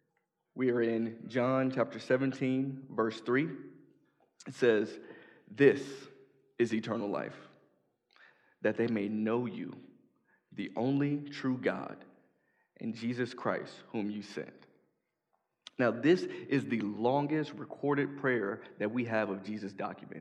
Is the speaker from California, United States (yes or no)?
no; Chicago, Illinois, United States; moved away; I'm from Chicago